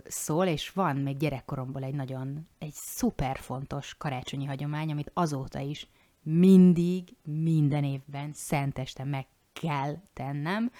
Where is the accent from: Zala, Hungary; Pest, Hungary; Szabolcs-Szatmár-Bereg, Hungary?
Zala, Hungary; now in Győr, Hungary; Én ugye Zalai vagyok, és mi sok mindent máshogy szoktunk azért mondani